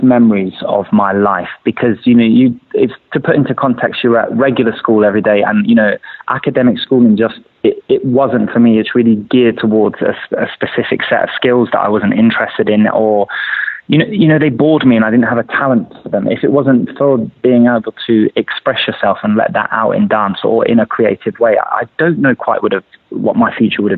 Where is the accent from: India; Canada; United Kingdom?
United Kingdom; London; I grew up in London